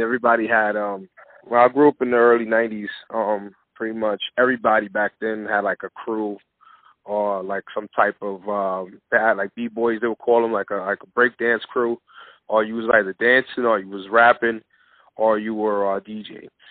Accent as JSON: {"language": "English", "town": "New York City", "region": "New York", "country": "United States", "tie": "born or raised there", "said": "growing up in the Bronx"}